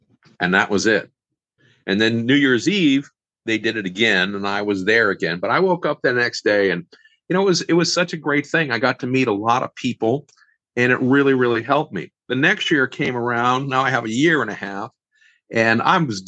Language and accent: English; Boston, Massachusetts, United States; moved away; I'm from Boston originally